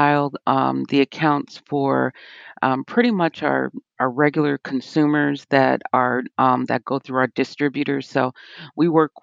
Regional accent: Chicago, Illinois, United States; moved away as an adult; now in Murfreesboro, United States; I'm originally from Chicago

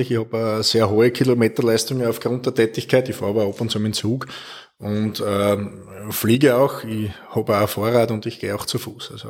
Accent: Bruck an der Mur, Styria, Austria; born there; now in Neuberg an der Mürz, Austria; Ich bin geboren in Bruck an der Mur und wohne in Neuberg an der Mürz.

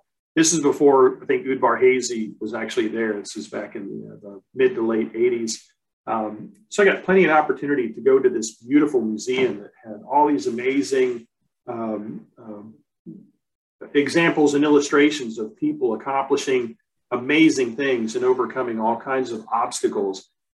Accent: United States; My dad was in the military, so I've lived all over the U.S.

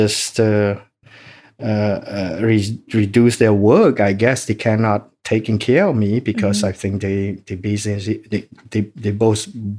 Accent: Phnom Thom, Cambodia; born there; English is a second language; I was born in Cambodia, city called Phnom Thom. That means big mountain city. Mm. It was a very small city, and the population in that city, I guess at the time, it probably 1,000 to 1,500 people.

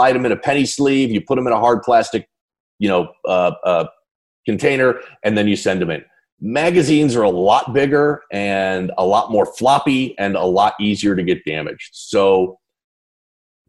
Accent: Chicago suburbs, Illinois, United States; I was born in the Chicago suburbs

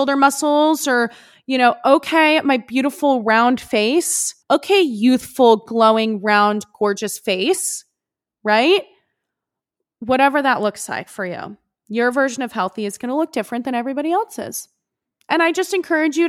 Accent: West Coast, United States; growing up on the West Coast

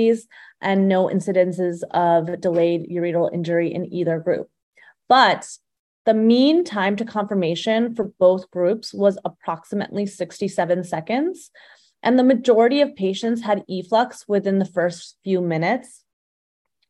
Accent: Phoenix, Arizona, United States; also born or lived in Tucson, Arizona / Chicago, Illinois; now in Scottsdale, United States; I am from Phoenix, Arizona, originally.

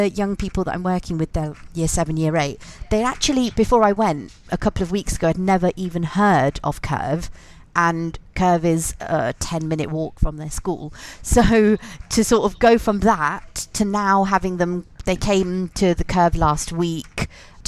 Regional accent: Leicester, East Midlands, United Kingdom; moved away as an adult; I live in Leicester again. I'm from Leicester originally, but I'm back here now.

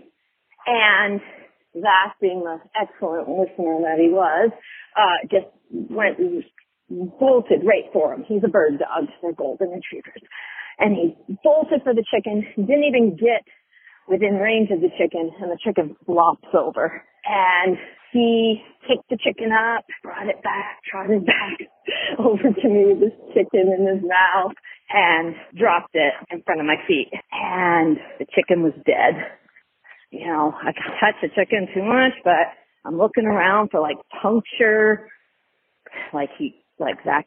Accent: Vermont, United States; moved away as an adult; also born or lived in Orangevale, California; I'm from Vermont.

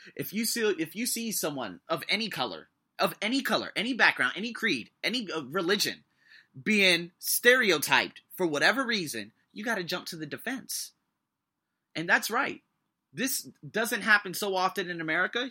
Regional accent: United States; now in Thailand; I'm American, but I have, like, five, ten different backgrounds.

